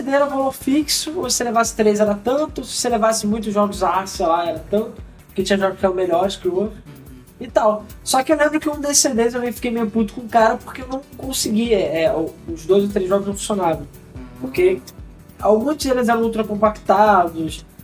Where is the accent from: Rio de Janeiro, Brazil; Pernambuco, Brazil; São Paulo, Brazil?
Rio de Janeiro, Brazil; somos do Rio, cara. Normal.